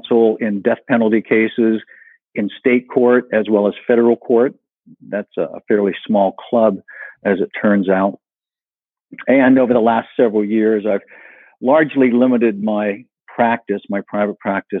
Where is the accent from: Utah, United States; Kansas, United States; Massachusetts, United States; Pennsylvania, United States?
Pennsylvania, United States; Western; moved away as an adult; also born or lived in California; I grew up in Western Pennsylvania in a very rural area, mostly farmers